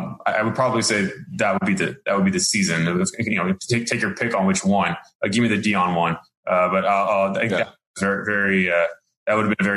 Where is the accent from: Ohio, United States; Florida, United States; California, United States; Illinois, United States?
California, United States; San Diego; San Diego, which is where I'm from.